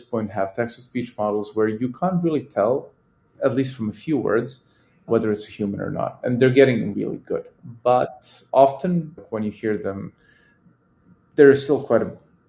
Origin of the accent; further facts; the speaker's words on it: Serbia; I am a Serbian man